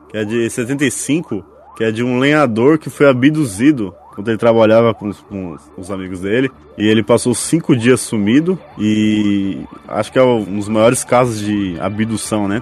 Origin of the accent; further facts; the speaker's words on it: Brazil; Eu sou brasileiro